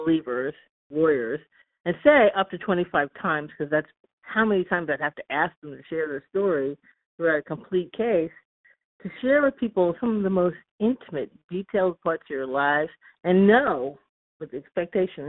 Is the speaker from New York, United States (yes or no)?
yes; Long Island, New York, United States; also born or lived in Boston, United States; now in Oakland, United States; I grew up on Long Island